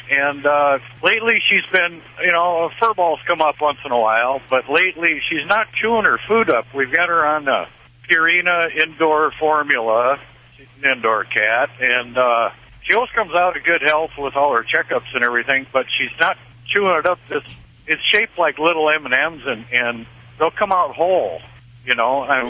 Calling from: South Dakota, United States; Hey, I'm from South Dakota.

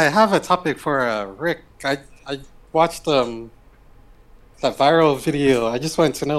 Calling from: California, United States; The Bay Area.

